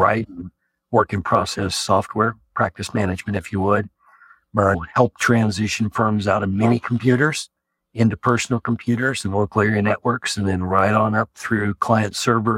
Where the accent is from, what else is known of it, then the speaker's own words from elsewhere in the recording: Hutchinson, Kansas, United States; I was born in Hutchinson, Kansas, and still live here